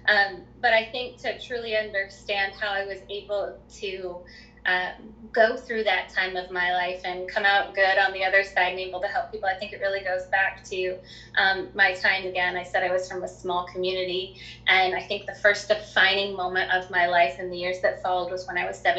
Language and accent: English; Three Forks, Montana, United States; also born or lived in New Jersey / Colorado; I was born in New Jersey, quickly then moved to Colorado. Then we ended up in Montana in a very small community in Southeast Montana called Three Forks.